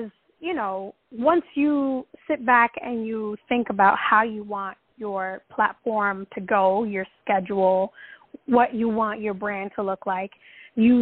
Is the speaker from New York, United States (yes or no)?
yes; New York City, New York, United States; I'm just like this Dominican girl that was born and raised in the Bronx